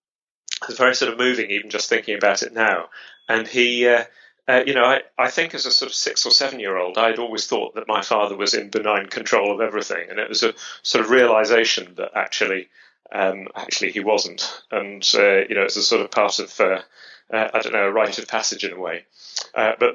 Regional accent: London, United Kingdom; accent: British; I grew up near the Royal Botanic Gardens at Kew. You can probably tell from my accent that I'm British. And I grew up in London.

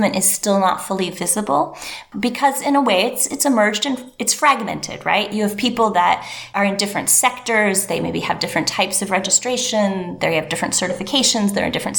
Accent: Northern Michigan, United States; moved away as an adult; also born or lived in Asia; I'm from Northern Michigan, very deep roots in that area

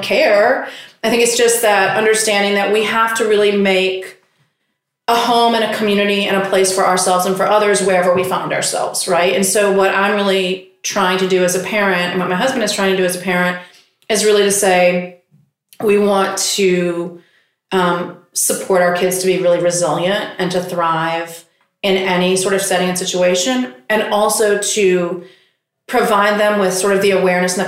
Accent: South Carolina, United States; moved away as an adult; now in Queens, New York, United States; I grew up in South Carolina

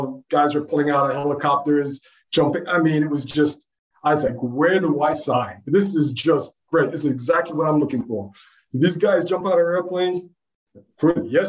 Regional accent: New York City, New York, United States; moved away as an adult; I grew up in New York City, pretty much in the South Bronx

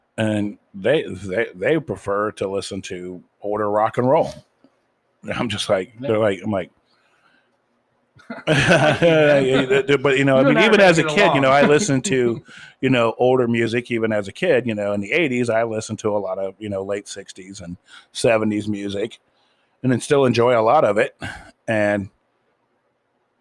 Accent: Ohio, United States; as a Midwestern kid growing up in Farmtown, Ohio

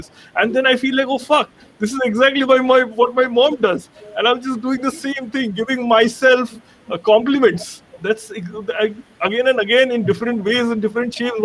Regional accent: Kolkata, West Bengal, India; born or raised there; moved away as an adult; also born or lived in Mumbai

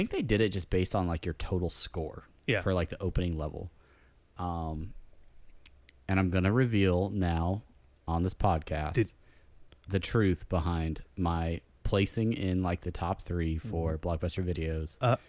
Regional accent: Buenos Aires, Argentina; I'm from Buenos Aires. I say kill them all.

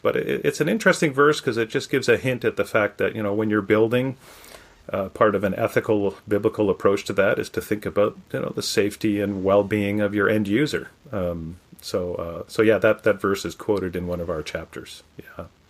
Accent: Canada; moved away as an adult; now in United States; my home country of Canada

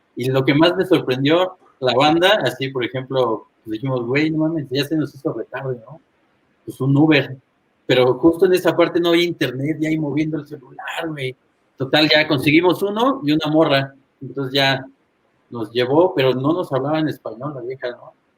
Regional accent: Toluca, State of Mexico, Mexico; also born or lived in Monterrey / Cadereyta; Yo nací en Monterrey, pero soy de Toluca.

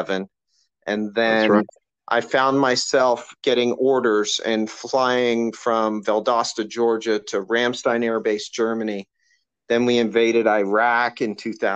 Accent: London, Ontario, Canada; all my family's Canadian. We grew up in London, Ontario, Canada

